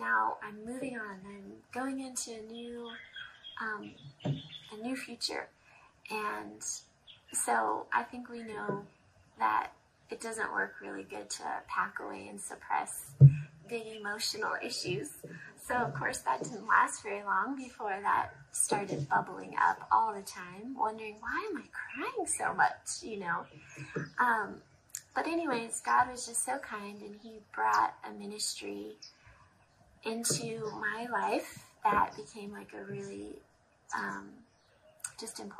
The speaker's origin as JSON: {"language": "English", "country": "United States", "tie": "born or raised there", "moved": "as an adult", "lives_now": "Zambia", "said": "I grew up in America in a really good family, a good church."}